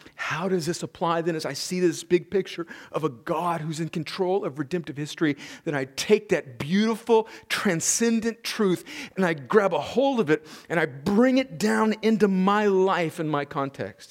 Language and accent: English; United States; we as American Christians